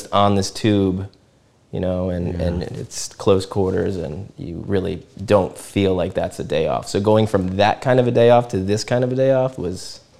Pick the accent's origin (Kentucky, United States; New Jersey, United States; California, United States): New Jersey, United States; I grew up on the East Coast in New Jersey